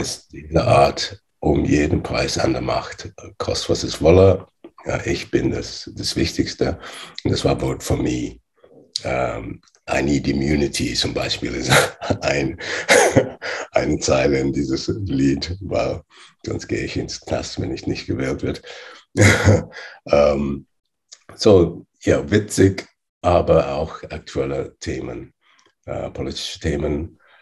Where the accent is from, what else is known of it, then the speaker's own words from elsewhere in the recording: England, United Kingdom; German is a second language; also born or lived in Nigeria / Loughborough, England; ich bin in Nigeria geboren. Äh, und mit acht Jahren bin ich nach England äh, ausgewandert, entsendet